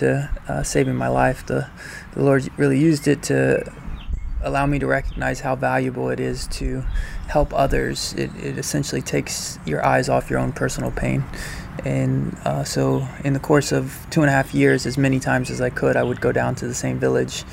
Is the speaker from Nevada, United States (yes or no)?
no; Hendersonville, North Carolina, United States; I grew up in Hendersonville, North Carolina